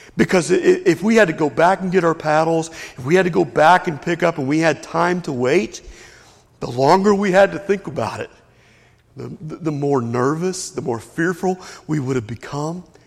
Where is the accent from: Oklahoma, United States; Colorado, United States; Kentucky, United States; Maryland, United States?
Kentucky, United States; Lexington; also born or lived in Whitesburg, Kentucky; I grew up in Lexington, Kentucky